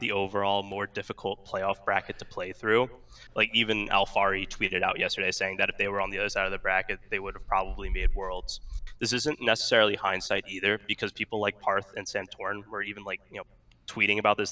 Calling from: Long Island, New York, United States; I'm calling from Long Island

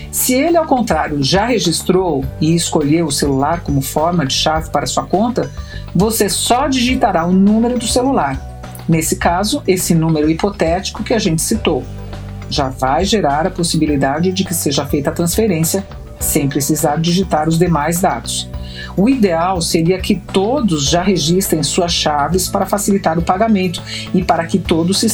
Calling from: São Paulo, Brazil; eu sou daqui de São Paulo

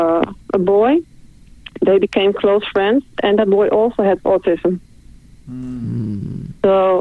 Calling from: Netherlands; I'm calling from the Netherlands.

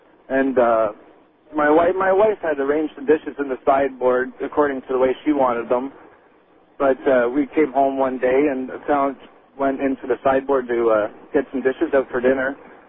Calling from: Kingston, Ontario, Canada; I'm calling you from Kingston, Ontario, Canada.

